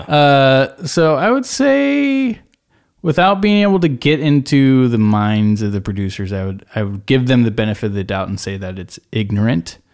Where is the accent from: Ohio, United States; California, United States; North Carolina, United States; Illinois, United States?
California, United States; Bay Area; I'm from the Bay Area.